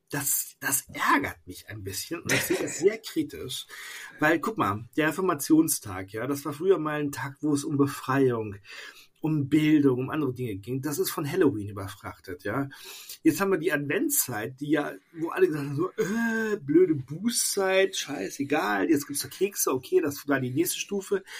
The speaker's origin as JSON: {"language": "German", "town": "Bad Oeynhausen", "region": "North Rhine-Westphalia", "country": "Germany", "moved": "yes", "lives_now": "Koblenz, Germany", "said": "in meiner alten Heimat in Bad Oeynhausen"}